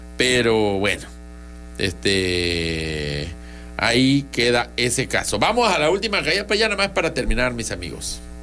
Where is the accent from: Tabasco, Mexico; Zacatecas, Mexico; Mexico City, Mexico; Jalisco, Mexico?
Tabasco, Mexico; somos tabasqueños